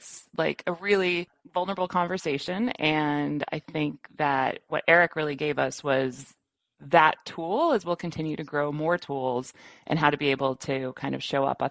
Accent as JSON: {"language": "English", "region": "Midwest", "country": "United States", "said": "I'm from the Midwest"}